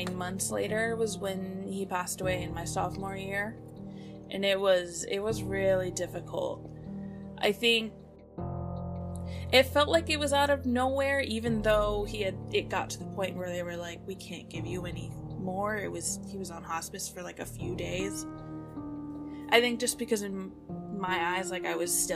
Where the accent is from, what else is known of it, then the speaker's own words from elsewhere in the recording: Bay Area, California, United States; also born or lived in San Diego; I work with Bay Area Community Resources. I work for an after-school program at the middle school that I actually went to.